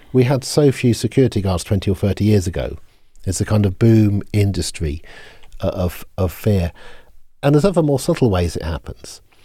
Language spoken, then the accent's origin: English; Oxford, South East England, United Kingdom; I grew up in Oxford